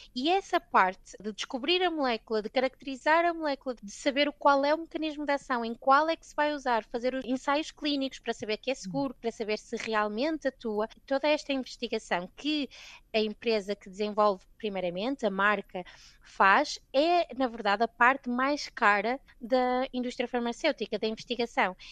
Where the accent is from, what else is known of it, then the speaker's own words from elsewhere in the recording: Gondomar, Porto District, Portugal; moved away as an adult; also born or lived in Scotland; now in London, United Kingdom; Eu saí de Gondomar, no Porto